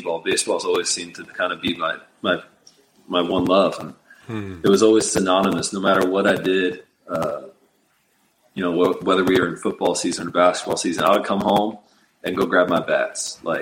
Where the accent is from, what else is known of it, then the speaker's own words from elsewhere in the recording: Portland, Oregon, United States; Where we grew up in Portland, Oregon